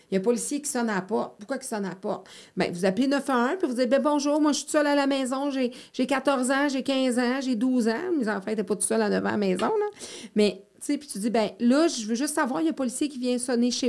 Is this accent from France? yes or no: no; Montreal, Quebec, Canada; je le sais parce que j'ai grandi à Montréal, quand c'est ton environnement, puis que tu prends ton vélo, puis que tu traverses les, huit ruelles bord en bord, c'est ta communauté.